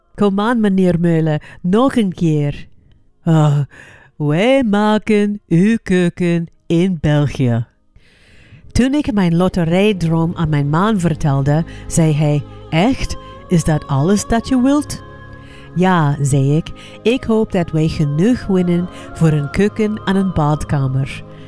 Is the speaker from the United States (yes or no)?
yes; United States; moved away; Maar ik ben Amerikaans. Ik ben opgegroeid in een cultuur die mij vertelt om altijd KKK positief te zijn